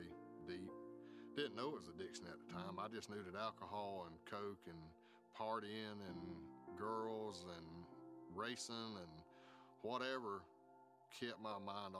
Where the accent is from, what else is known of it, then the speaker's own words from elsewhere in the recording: South Georgia, United States; Growing up in South Georgia